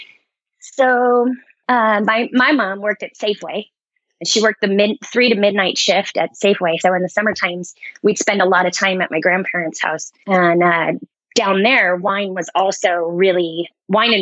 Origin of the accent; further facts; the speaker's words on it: Guerneville, California, United States; up in Sonoma County, a little tiny town called Guerneville